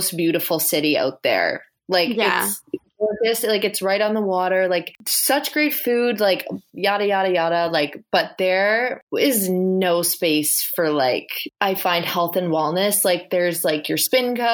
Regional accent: the Valley, Nova Scotia, Canada; also born or lived in Halifax; I'm from the Valley.

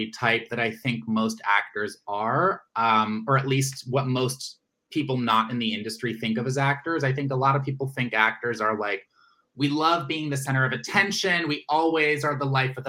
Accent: Washington, District of Columbia, United States; I am originally from Washington, D.C.

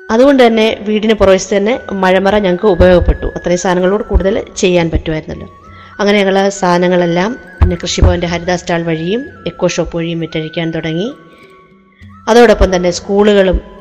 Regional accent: Peringanad, Kerala, India; now in Adoor, India; പെരിങ്ങനാട് തൃച്ചേന്തമംഗലം ക്ഷേത്രത്തിന് സമീപം കാർഷിക പാരമ്പര്യമുള്ള ഒരു കുടുംബത്തിലാണ് ഞാൻ ജനിച്ചത്

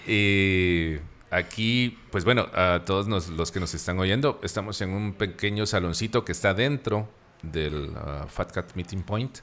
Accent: Antigua Guatemala, Sacatepéquez, Guatemala; nosotros como guatemaltecos y como antigüeños donde vivimos

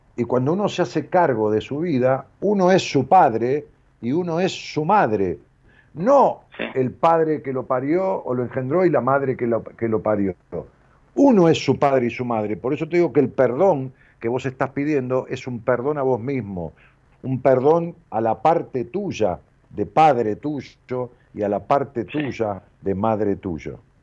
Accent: Ramos Mejía, Buenos Aires, Argentina; now in Buenos Aires, Argentina; en mi pueblo, allá en Robo Mejía

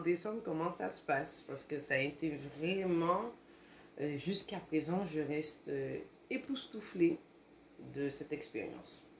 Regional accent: Martinique; moved away; quand je suis retournée en Martinique

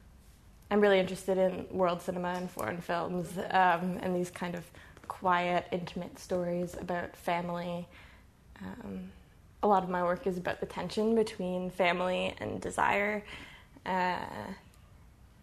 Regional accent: Toronto, Ontario, Canada; I grew up in Etobicoke

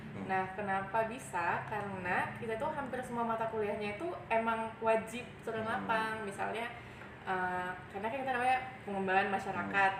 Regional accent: Makassar, South Sulawesi, Indonesia; moved away as an adult; also born or lived in Bogor; waktu itu sekolahnya di Makassar

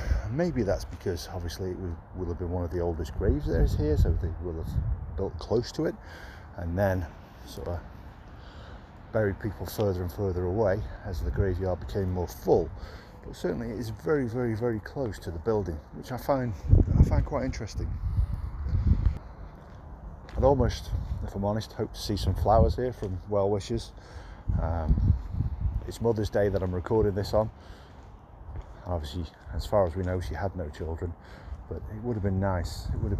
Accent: Burslem, West Midlands, United Kingdom; born there; I was born in Burslem, which is why I wanted to start here.

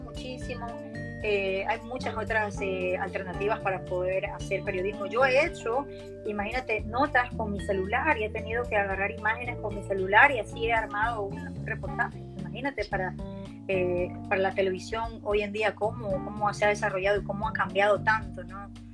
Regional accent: Ecuador; moved away as an adult; now in United States; soy la única ecuatoriana

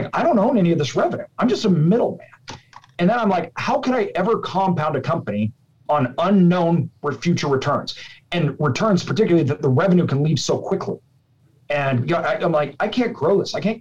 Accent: Idaho, United States; I'm from Idaho.

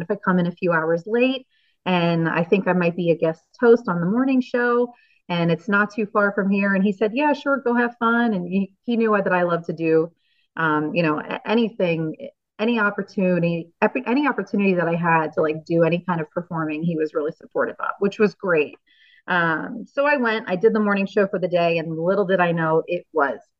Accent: New Jersey, United States; moved away as an adult; also born or lived in Reno, Nevada; now in Pennsylvania, United States; We grew up in New Jersey, the two of us, and our family's close

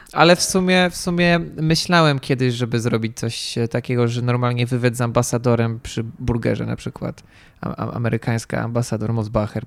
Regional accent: Warsaw, Masovian Voivodeship, Poland; ja jestem warszawiakiem

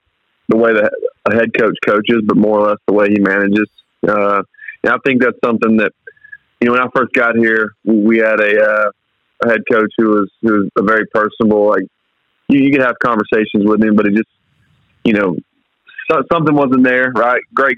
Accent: South Mississippi, United States; I grew up in South Mississippi

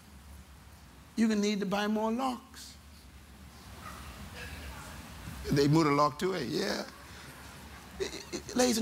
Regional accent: Nassau, Bahamas; I'm from Baintown

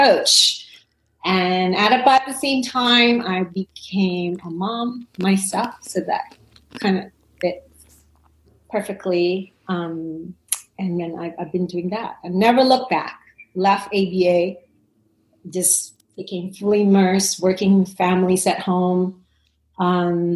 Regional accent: Indonesia; moved away as an adult; also born or lived in Los Angeles, United States; now in San Francisco Bay Area, United States; I was born and raised in Indonesia

